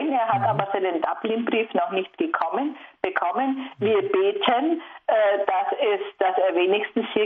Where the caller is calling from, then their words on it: Zusmarshausen, Bavaria, Germany; ich bin aus Zusmarshausen und ich bin eine pensionierte Lehrerin